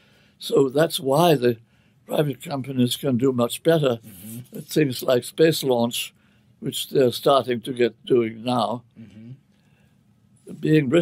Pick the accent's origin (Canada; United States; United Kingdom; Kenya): United Kingdom; England; I was brought up in the Church of England, which is, in England, of course, religion is sort of a question of class